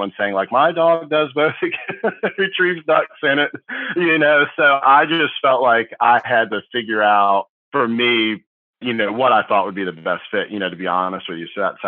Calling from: Tappahannock, Virginia, United States; Yeah, so I'm calling from Tappahannock, Virginia, which is like on the eastern seaboard of Virginia, for anyone not familiar with the state.

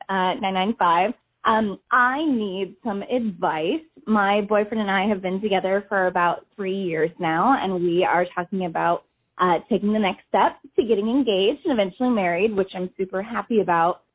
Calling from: New York, United States; I am calling from New York

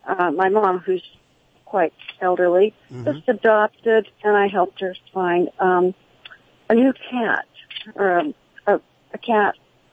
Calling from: San Luis Obispo, California, United States; I'm calling from San Luis Obispo, California.

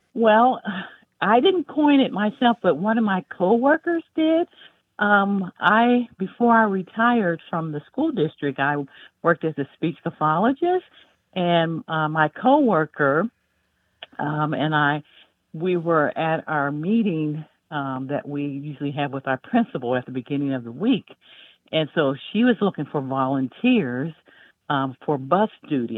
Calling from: Greensboro, North Carolina, United States; I'm calling from Greensboro, North Carolina

